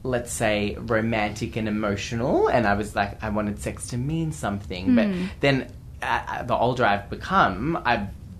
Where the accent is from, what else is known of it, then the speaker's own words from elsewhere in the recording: Geelong, Victoria, Australia; Geelong, my hometown